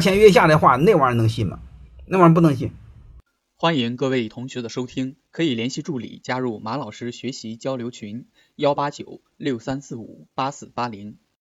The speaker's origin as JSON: {"language": "Chinese", "country": "China", "said": "我们中国人"}